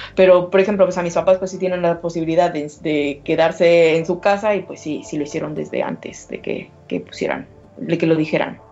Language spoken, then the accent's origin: Spanish; Mexico; moved away as an adult; now in Berlin, Germany; soy mexicana antes que nada, eh, y, pero vivo actualmente en Berlín